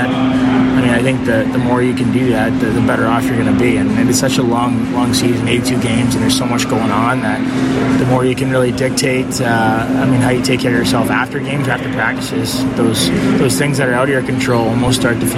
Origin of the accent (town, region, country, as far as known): Toronto, Ontario, Canada; also born or lived in Winnipeg / Montreal / Ottawa; now in Chicago, United States